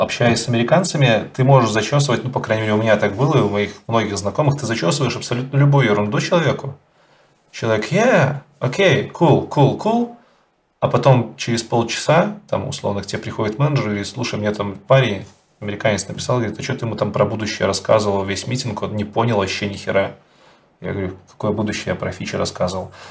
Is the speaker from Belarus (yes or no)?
yes; Belarus; Я как белорус